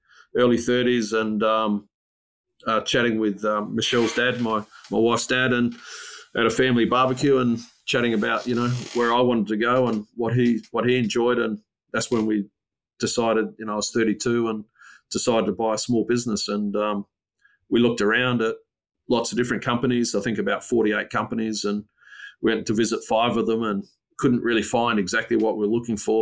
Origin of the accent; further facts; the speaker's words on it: Port Augusta, South Australia, Australia; also born or lived in Whyalla; now in Adelaide, Australia; I grew up in the bush. So I grew up in Port Augusta